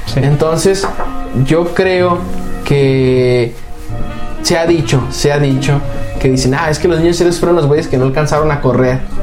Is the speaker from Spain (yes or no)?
no; Mexico; como mexicanos